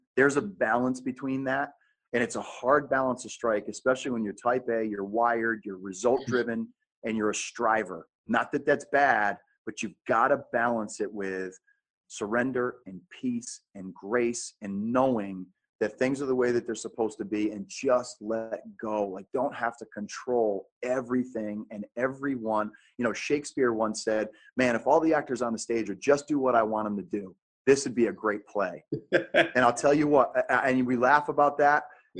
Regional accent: New England, United States; now in Phoenix, United States; I tell my wife, we're from New England, all of our family.

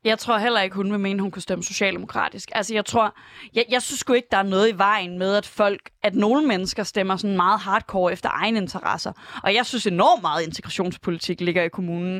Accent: Aarhus, Central Denmark Region, Denmark; moved away as an adult; now in Copenhagen, Denmark; jeg er fra Aarhus

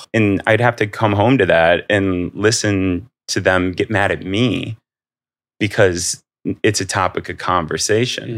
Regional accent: Akron, Ohio, United States; growing up in Akron, like very blue collar

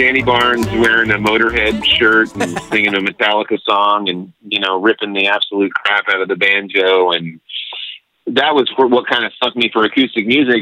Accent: El Paso, Texas, United States; I grew up in El Paso, Texas

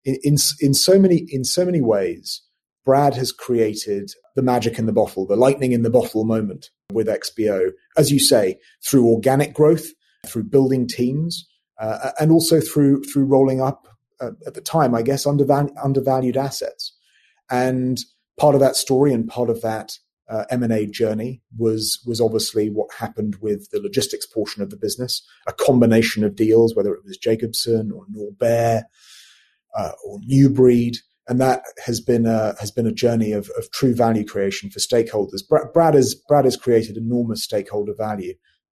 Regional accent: London, United Kingdom; accent: British; moved away as an adult; also born or lived in Windsor / Edinburgh / Singapore; Born in London, born and raised, and went to a school in Windsor called Eton College.

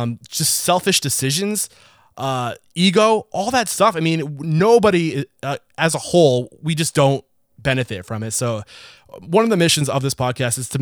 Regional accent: United States; I'm an American

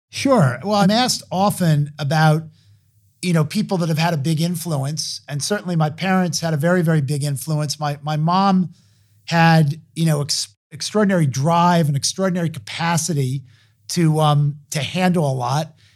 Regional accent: Hartsdale, New York, United States; I grew up outside of New York City in Westchester County in Hartsdale, New York.

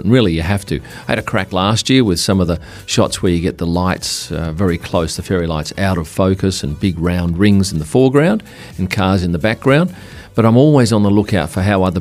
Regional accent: Perth, Western Australia, Australia; I come from Perth where it gets hot

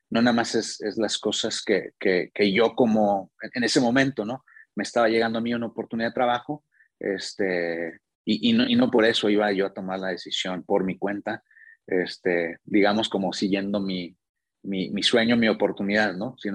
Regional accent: Monterrey, Nuevo León, Mexico; moved away as an adult; now in Querétaro, Mexico; ahora vivimos en Querétaro desde hace, desde hace un tiempo, pero bueno, venimos de Monterrey y fue por, mi trabajo, ¿no?

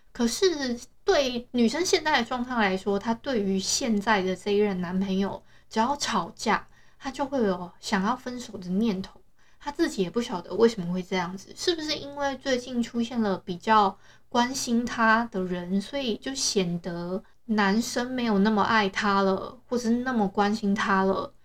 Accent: Hualien, Hualien County, Taiwan; 我是花莲的人

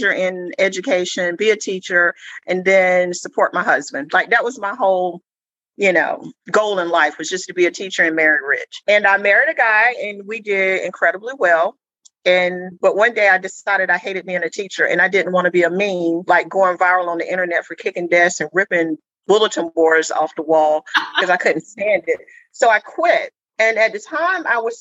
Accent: Alabama, United States; moved away; also born or lived in North Carolina / Georgia; I was born in Alabama, lived in North Carolina, lived in Georgia.

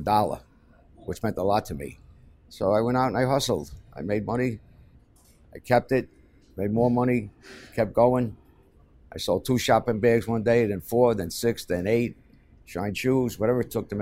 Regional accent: New York City, New York, United States; growing up in Hell's Kitchen

